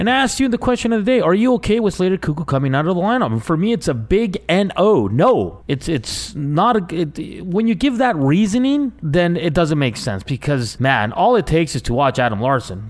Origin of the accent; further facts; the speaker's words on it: Edmonton, Alberta, Canada; I'm from Edmonton. I'm an Oiler guy there